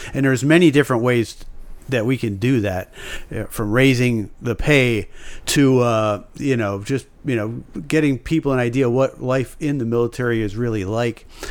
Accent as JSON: {"language": "English", "country": "United States", "said": "as an American"}